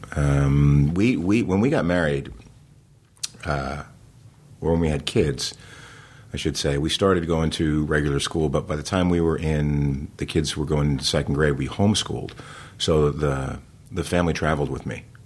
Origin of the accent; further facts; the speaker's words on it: New Jersey, United States; I grew up in New Jersey